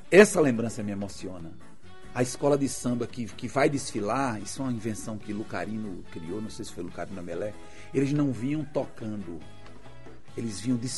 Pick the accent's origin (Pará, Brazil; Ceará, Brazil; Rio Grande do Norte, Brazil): Rio Grande do Norte, Brazil; Natal; Eu nasci em Xari em outubro de 1964, na rua Fontes Galvão.